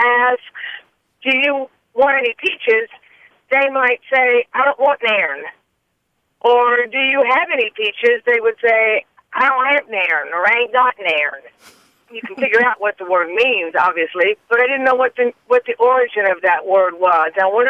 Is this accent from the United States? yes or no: yes; Louisville, Kentucky, United States; also born or lived in Corpus Christi, Texas / Athens; now in Monticello, United States; I'm from Louisville, Kentucky. I've lived in Corpus Christi and Athens